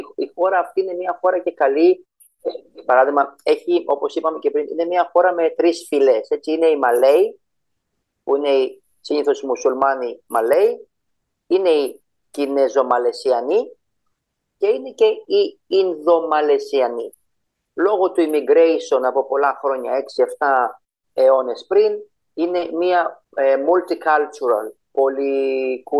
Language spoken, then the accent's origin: Greek; Greece; also born or lived in Cyprus; now in Malaysia; Είμαι από την Ελλάδα έτσι, γεννημένο στην Ελλάδα